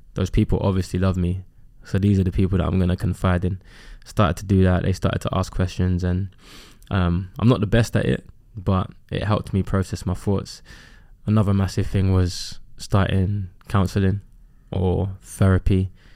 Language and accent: English; London, United Kingdom; I grew up in Custom House on an estate.